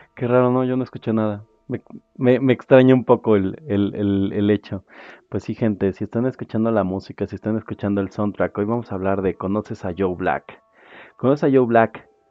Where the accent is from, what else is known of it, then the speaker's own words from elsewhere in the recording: State of Mexico, Mexico; yo soy mexiquense